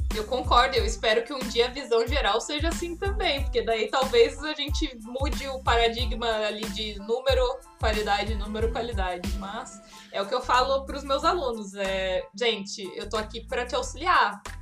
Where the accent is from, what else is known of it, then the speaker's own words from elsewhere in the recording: Vassouras, Rio de Janeiro, Brazil; moved away; Eu venho de eu venho de uma cidade de 14 mil habitantes, eu nasci em Vassouras, no interior do Rio.